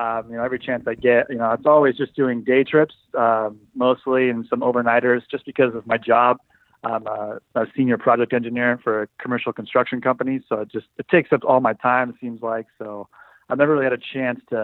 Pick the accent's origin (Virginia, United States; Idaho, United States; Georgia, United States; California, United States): Idaho, United States; now in Seattle, United States; I'm originally from Idaho and currently living just outside of Seattle.